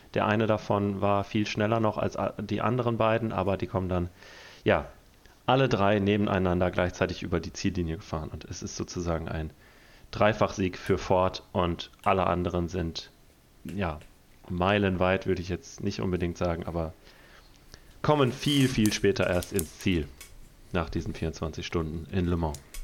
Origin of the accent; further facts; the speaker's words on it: Detmold, North Rhine-Westphalia, Germany; aus Detmold, also aus meiner Heimatstadt